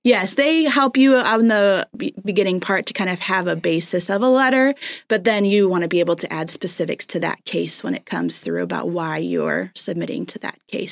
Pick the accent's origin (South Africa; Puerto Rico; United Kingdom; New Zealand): Puerto Rico; moved away; we grew up in Puerto Rico.